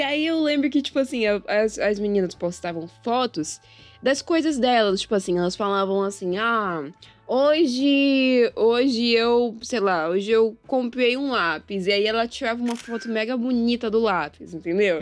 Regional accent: Manaus, Amazonas, Brazil; sou aqui de Manaus, Amazonas. Eu nasci aqui nessa terrinha, cresci aqui nessa terrinha

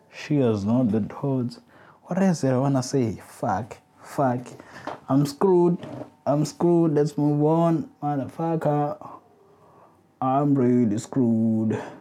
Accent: South Africa; I'm a South African man

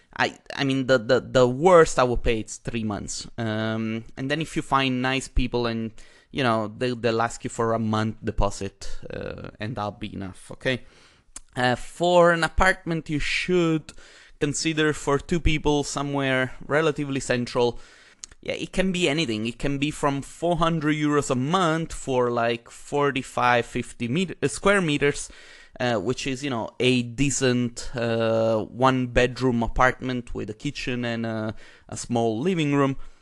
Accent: Italy; now in Vienna, Austria; I am Italian myself

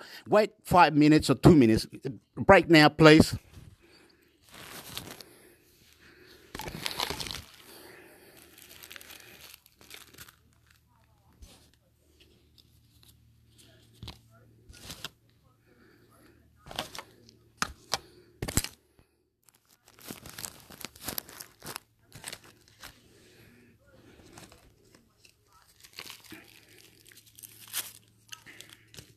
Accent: Chile; now in Australia; I'm from Chile.

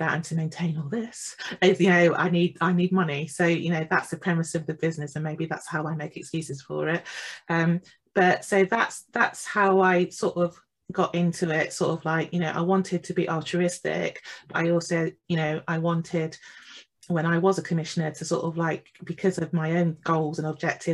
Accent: East Midlands, United Kingdom; moved away as an adult; also born or lived in Jamaica (ancestry); now in London, United Kingdom; I was born in England. I was born in the East Midlands. My family is Jamaican

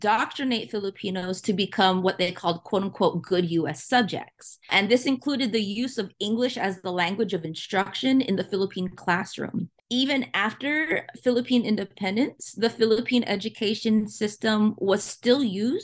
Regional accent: United States; as US born children

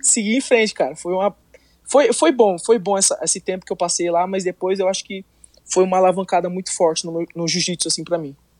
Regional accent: Miracatu, São Paulo, Brazil; first language Portuguese; moved away as an adult; now in United States; eu sou do interior de São Paulo, é, para ser mais específico, no Vale do Ribeira, numa cidade chamada Miracatu

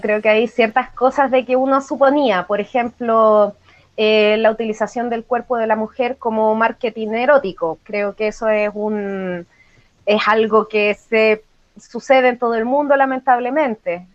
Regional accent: Valparaíso, Chile; en mi caso que soy chilena

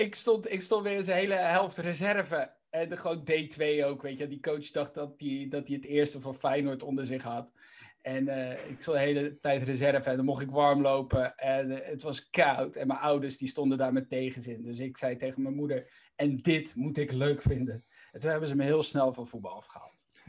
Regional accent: Randstad, Netherlands; ik kom natuurlijk uit de Randstad

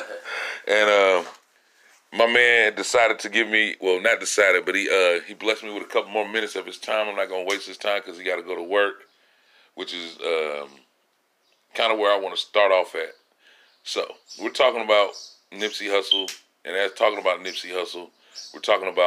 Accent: Los Angeles, California, United States; as a Californian, as a nigga from

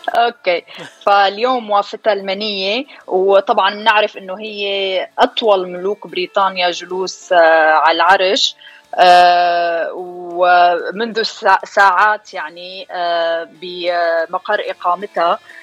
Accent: Syria; also born or lived in Dubai / Washington DC; now in Kentucky, United States; انا من سوريا وصار لي من 2005 بأمريكا

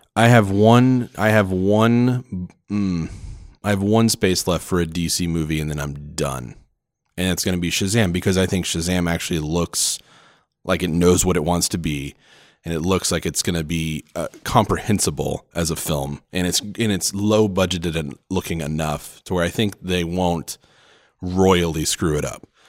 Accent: Oklahoma, United States; now in Phoenix, United States; we live in Phoenix, but, uh, I'm from Oklahoma as, is my wife, and so we go back every Christmas

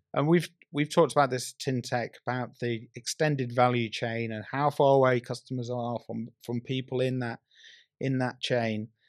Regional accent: North West England, United Kingdom; I grew up in the Northwest. I used to go to Preston Market on a Saturday.

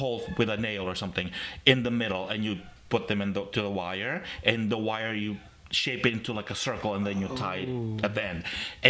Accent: Philippines; From what I remember, how we celebrate Christmas, I have one word for it. There was like an innocence to it. We didn't have our own Christmas tree.

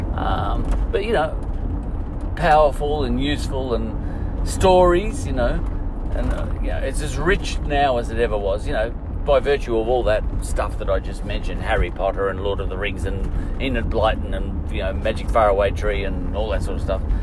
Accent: Australia; I'm Australian

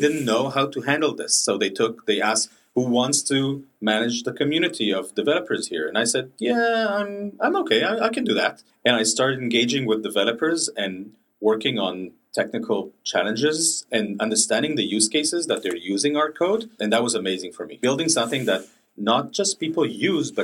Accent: Israel; moved away; I'm originally from Israel

